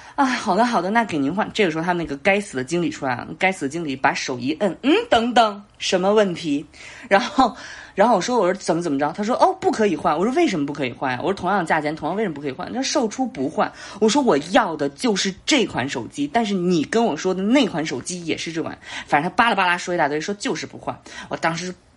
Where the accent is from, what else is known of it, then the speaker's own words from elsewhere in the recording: Beijing, China; 我是北京的